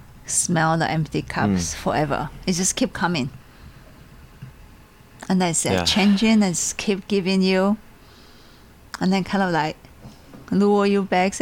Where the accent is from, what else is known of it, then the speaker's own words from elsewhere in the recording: Taiwan; moved away; I was born and raised in Taiwan